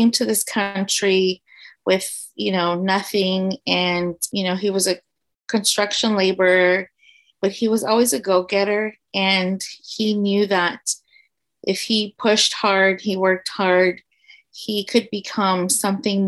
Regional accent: San Antonio, Texas, United States; also born or lived in Houston; I grew up in the south side of San Antonio.

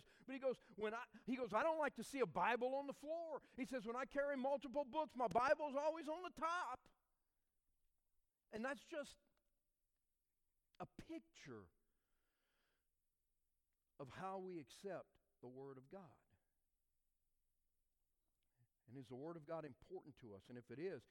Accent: South Louisiana, United States; growing up in South Louisiana

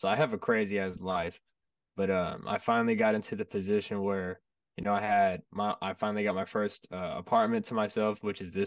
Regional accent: Fresno, California, United States; I'm from Fresno, California

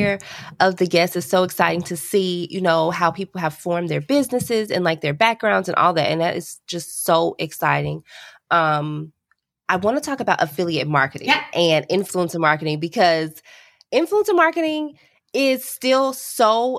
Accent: Chicago, Illinois, United States; I am from Chicago

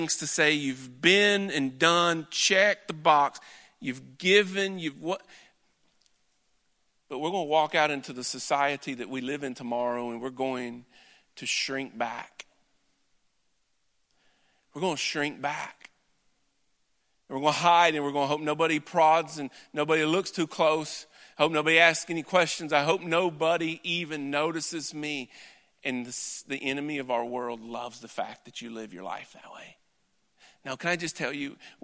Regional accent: Wallburg, North Carolina, United States; I'm from Wahlberg. I graduated from Ledford

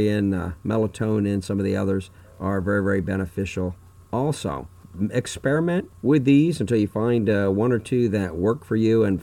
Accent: Fort Myers, Florida, United States; my hometown of Fort Myers, Florida

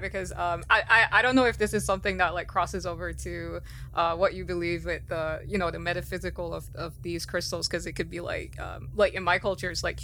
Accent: Belize; I'm from Belize, which was part of the whole Mesoamerica Mayan civilization period.

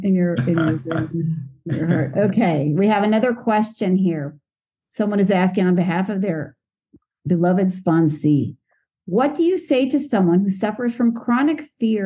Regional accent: United States; now in Israel; I'm an American expat living in Israel

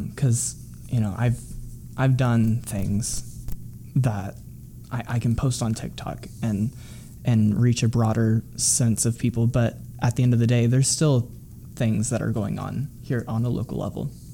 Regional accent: Midwest, United States; somebody growing up in the Midwest who identifies with that community

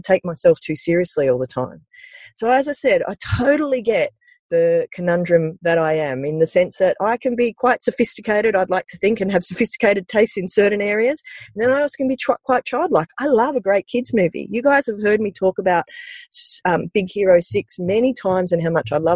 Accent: Sydney, New South Wales, Australia; growing up in the Sutherland Shire in the early 80s

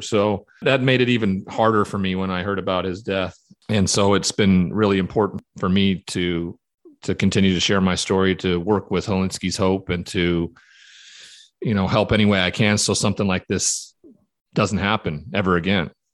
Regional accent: Montana, United States; growing up in Montana in that cowboy culture

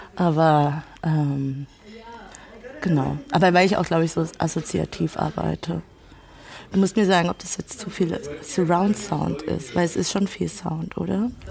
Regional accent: Ludwigshafen, Rhineland-Palatinate, Germany; also born or lived in Mannheim; Ich komme aus Ludwigshafen

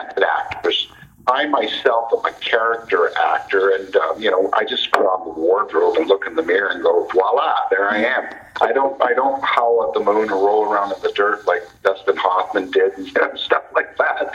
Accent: Toronto, Ontario, Canada; Yes, I was born and raised in Toronto, and it's my home city

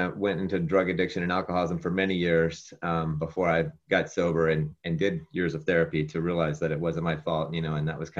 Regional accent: West Virginia, United States; moved away as an adult; now in Southern California, United States; I grew up in West Virginia

